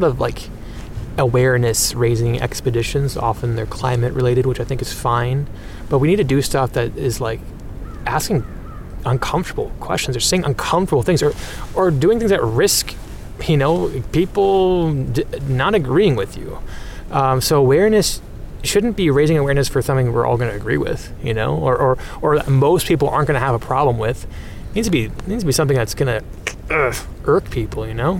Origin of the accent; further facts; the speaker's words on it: North Dakota, United States; I grew up in North Dakota, and I live on land that was taken from the Red Lake and Pemina Ojibwe